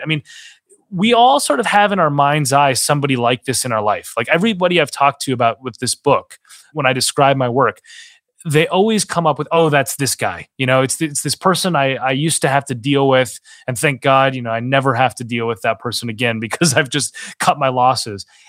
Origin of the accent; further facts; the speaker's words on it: Minnesota, United States; moved away; my home state of Minnesota